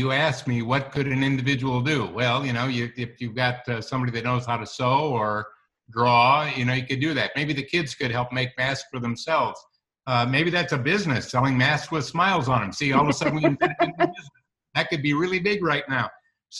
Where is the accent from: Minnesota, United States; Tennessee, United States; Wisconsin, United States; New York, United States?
Wisconsin, United States; I'm from Wisconsin